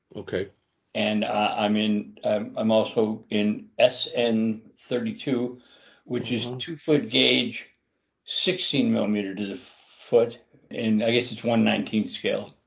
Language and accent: English; Chicago, Illinois, United States; I grew up in Chicago